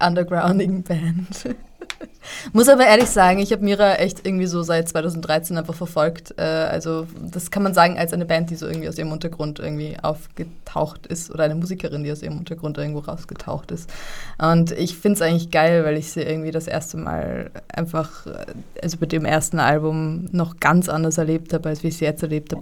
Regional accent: Vienna, Austria; ich bin so eine echte Wienerin, weil eigentlich meine Familie aus dem slawischen Bereich kommt.

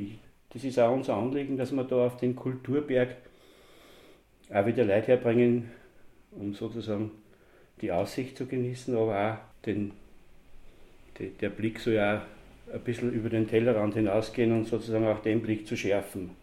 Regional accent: Magdalenaberg, Kremstal, Upper Austria, Austria; Ja, ich bin tatsächlich am Magdaleneberg geboren, also beziehungsweise, äh, fünfhundert Meter da Richtung Kirchdorf, Richtung Remstal. Wirklich ein Magdaleneberger, also auch so, sozusagen daheim geboren

